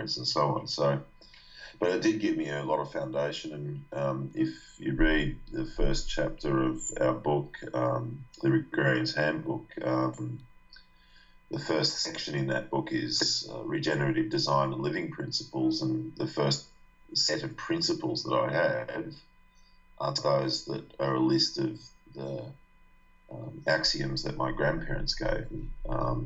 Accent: Australia; born or raised there

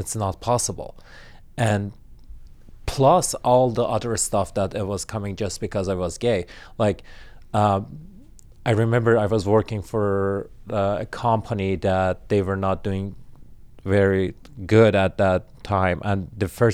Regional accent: Iran; English is a second language; moved away as an adult; also born or lived in Turkey; now in Toronto, Canada; I grew up in Iran. I spent 26 years of my life there

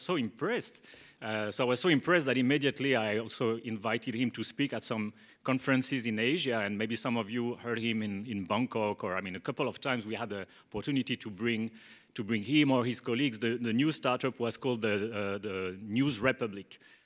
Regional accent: Bordeaux, Nouvelle-Aquitaine, France; moved away; I come from, from France, from a relatively small town, which is called Bordeaux

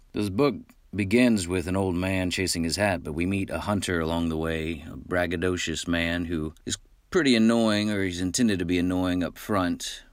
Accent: Midland, Texas, United States; I grew up in Midland, Texas, which is out west

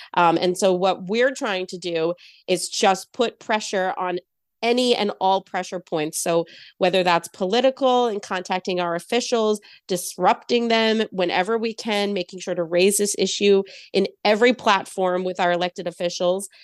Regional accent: Israel; now in United States; I myself am an Israeli-American citizen. Uh, I grew up in Israel

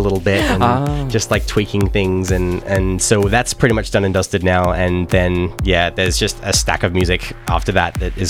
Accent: Canberra, Australian Capital Territory, Australia; I am from Canberra.

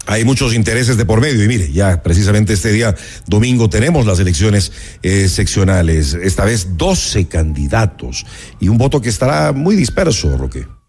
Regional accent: Quito, Pichincha, Ecuador; como ecuatorianos, como quiteños

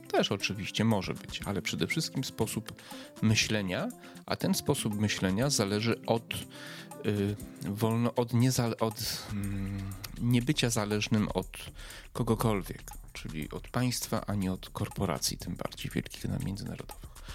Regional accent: Przemyśl, Subcarpathian Voivodeship, Poland; Ja z Przemyśla pochodzę. Mój dom rodzinny jest jakieś może 5-6 kilometrów od Medyki.

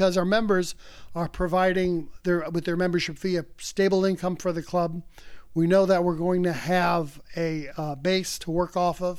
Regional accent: South Florida, United States; I grew up in South Florida. I grew up in South Florida, in Olmsted

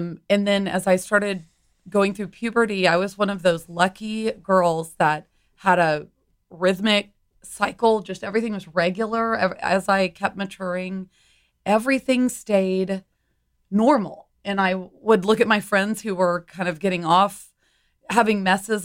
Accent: Humble, Texas, United States; also born or lived in New York City; I grew up in Humble, so suburb of Houston

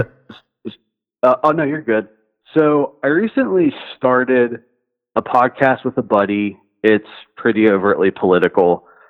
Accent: Cincinnati, Ohio, United States; I'm from Cincinnati

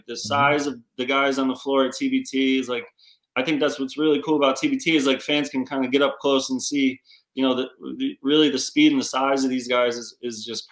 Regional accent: Gloversville, New York, United States; I'm from Gloversville, New York

